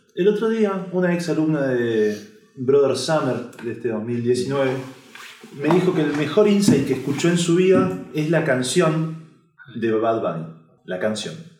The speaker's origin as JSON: {"language": "Spanish", "country": "Argentina", "said": "soy argentino"}